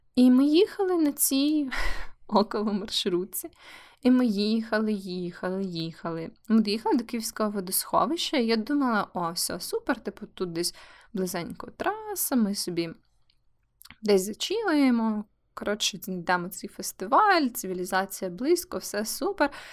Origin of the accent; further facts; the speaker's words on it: Kyiv, Ukraine; now in Lviv, Ukraine; Київ це моє рідне місто, хоча я живу у Львові вже дуже довгий час